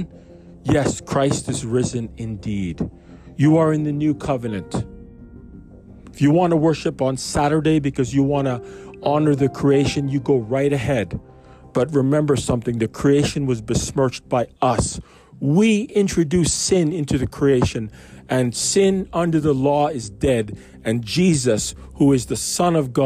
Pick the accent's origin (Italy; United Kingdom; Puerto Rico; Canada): Canada; I grew up in Canada